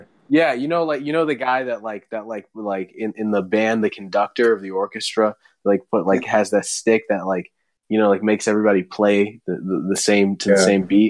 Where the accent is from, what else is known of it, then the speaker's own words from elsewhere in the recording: East Coast, United States; now in Los Angeles, United States; I actually feel fake that I live in LA, but I'm from the East Coast.